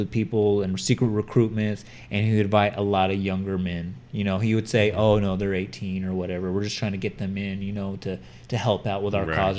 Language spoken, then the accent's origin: English; California, United States; we're from California.